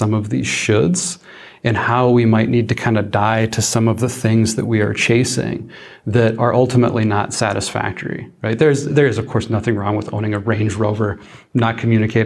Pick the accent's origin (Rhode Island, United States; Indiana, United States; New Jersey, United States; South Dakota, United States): South Dakota, United States; I'm from South Dakota. I grew up on a ranch out in the middle of nowhere